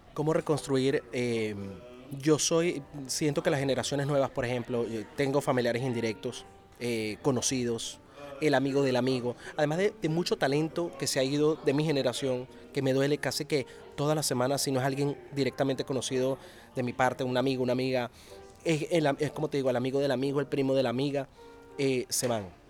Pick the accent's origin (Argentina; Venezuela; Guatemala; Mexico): Venezuela; como periodista venezolano y, como venezolano en sí mismo, como, ciudadano de, ese país